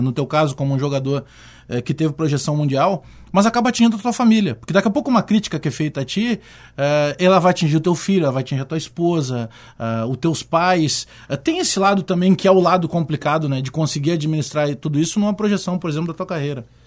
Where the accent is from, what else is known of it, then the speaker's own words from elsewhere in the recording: Porto Alegre, Rio Grande do Sul, Brazil; Eu fui criado na Restinga, mas eu tinha muitos amigos porque tinha uma irmã minha que morava na Coab Cavalhada